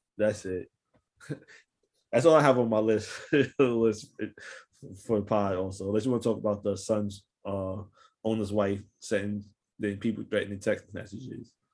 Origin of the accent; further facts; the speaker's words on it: New York City, New York, United States; I'm from New York City